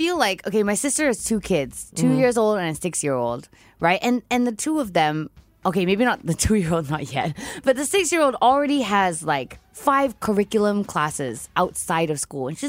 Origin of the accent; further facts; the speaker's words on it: Perth, Western Australia, Australia; now in Singapore; I grew up in Perth. We lived in, like, a big house